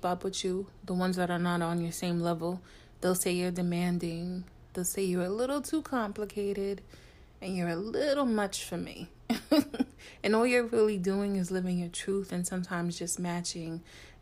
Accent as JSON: {"language": "English", "town": "New York City", "region": "New York", "country": "United States", "tie": "born or raised there", "said": "just New York City, in the tri-state area. And we all knew Wendy. You know, we grew up with Wendy on the radio"}